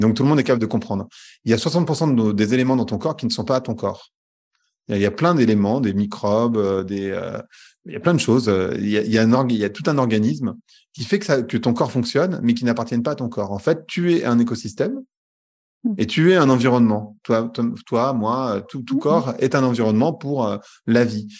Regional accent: France; je suis né en France

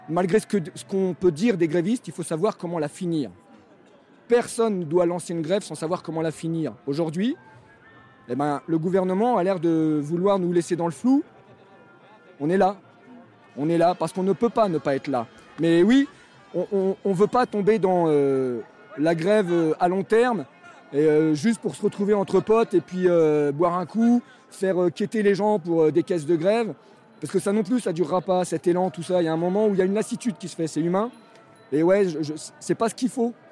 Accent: France; Moi, quand je vois ça et que je suis français, je me dis putain, mais quelle honte, quoi.

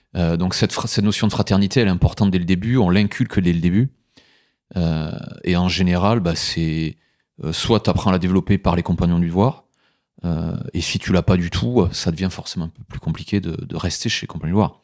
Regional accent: Aveyron, Occitania, France; moved away as an adult; now in Mâcon, France; je suis originaire de, de l'Aveyron

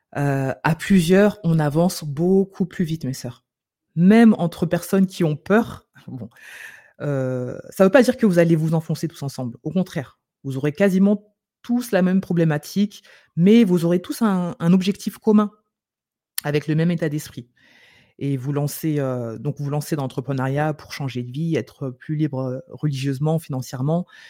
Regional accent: France; on vient de France

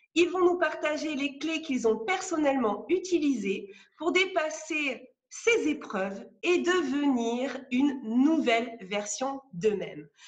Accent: France; also born or lived in Gironde; moi, je suis française, je vis en Gironde.

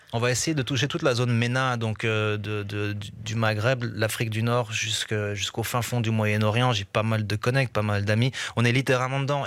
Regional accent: Brussels, Brussels-Capital Region, Belgium; j'ai grandi à Bruxelles au milieu de tellement de cultures différentes

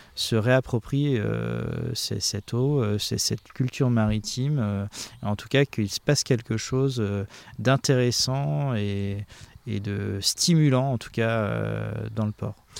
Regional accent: Saint-Malo, Brittany, France; je suis marin à la base, j'ai grandi à Saint-Malo

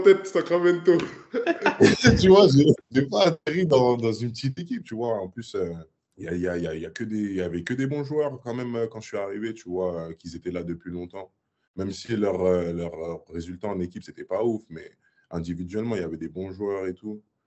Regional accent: Paris, Île-de-France, France; moved away as an adult; also born or lived in Gravelines / Serbia / Chicago; j'ai grandi à Paris

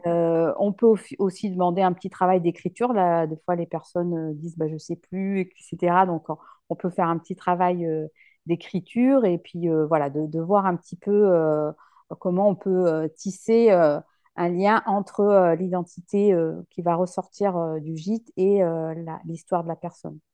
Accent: La Rochelle, Nouvelle-Aquitaine, France; moved away; je suis originaire de La Rochelle, donc c'est pour ça que j'ai voulu revenir ici

